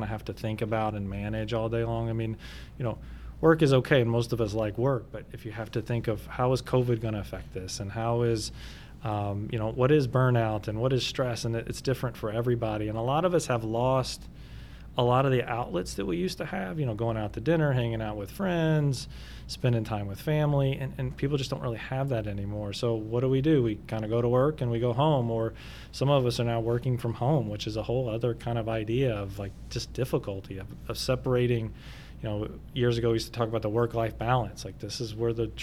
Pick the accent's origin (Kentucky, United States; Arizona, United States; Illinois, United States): Kentucky, United States; moved away; I'm actually not from the area. I'm from Kentucky